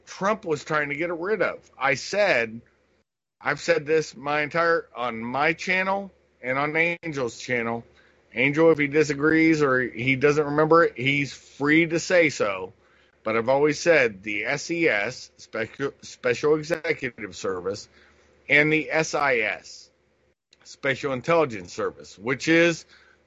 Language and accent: English; Columbus, Ohio, United States; I grew up in Columbus, Ohio